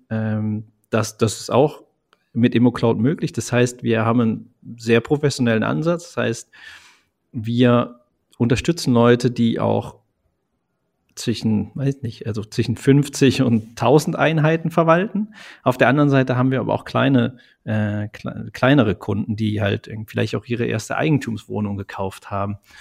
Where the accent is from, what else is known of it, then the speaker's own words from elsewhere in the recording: Eifel, Germany; Also gebürtig eigentlich komme ich aus der Eifel